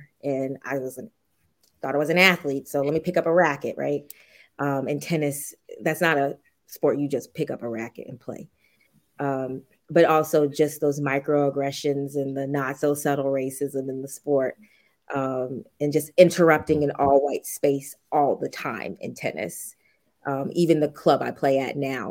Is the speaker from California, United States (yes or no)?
no; Richmond, Virginia, United States; I grew up in Richmond